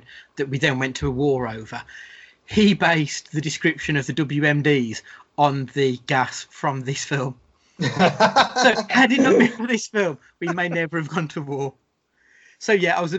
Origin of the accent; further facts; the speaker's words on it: Scotland, United Kingdom; as a Scottish person, the Scottish people I know